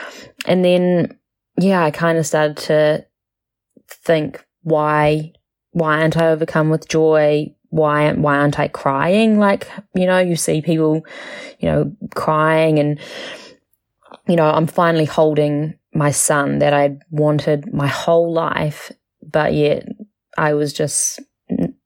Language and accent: English; Auckland, New Zealand; I was born in Auckland, New Zealand, and living there with my husband Ben